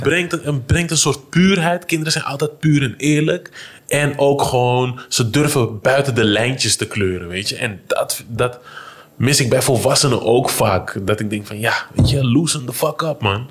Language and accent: Dutch; Amsterdam, North Holland, Netherlands; waar ik ben opgegroeid in, eh, de Vogelbuurt in, eh, Holendrecht.